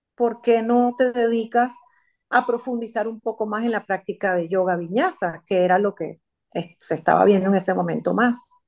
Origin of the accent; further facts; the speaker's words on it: Venezuela; moved away; soy venezolana, en mi país natal me gradué como comunicadora social